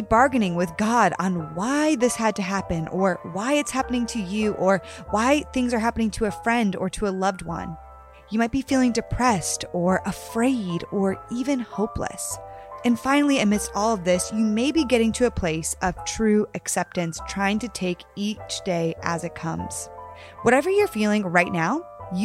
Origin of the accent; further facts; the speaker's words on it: Connecticut, United States; we're both from Connecticut